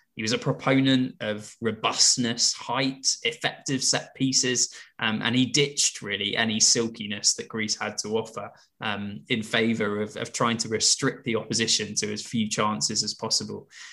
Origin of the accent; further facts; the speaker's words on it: England, United Kingdom; as English football fans